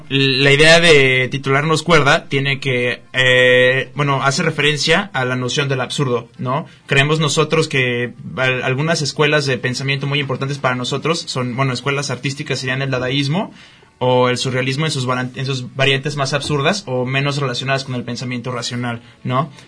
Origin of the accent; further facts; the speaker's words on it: Guadalajara, Jalisco, Mexico; nosotros como tapatíos estamos muy poco acostumbrados a pagar o activamente consumir arte